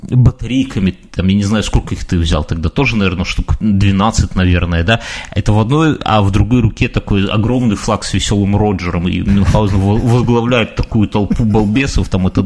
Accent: Belarus; ну, так, по крайней мере, мы белорусы рассуждаем, правильно?

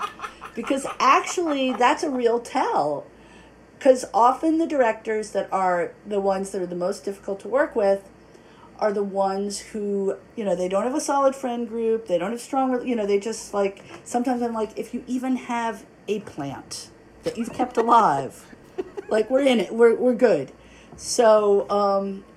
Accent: New York City, New York, United States; I grew up in New York City.

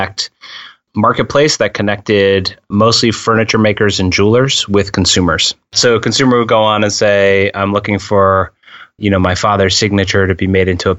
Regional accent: Massachusetts, United States; I'm from Massachusetts

